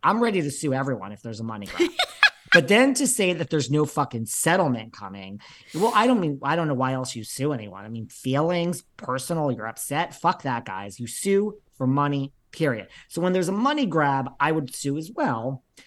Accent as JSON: {"language": "English", "region": "New York", "country": "United States", "said": "I'm from New York"}